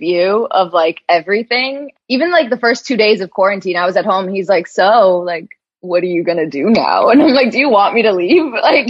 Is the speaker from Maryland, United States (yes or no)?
no; New York City, New York, United States; moved away as an adult; now in Los Angeles, United States; I was working part-time in New York and living with my parents because I grew up in Queens.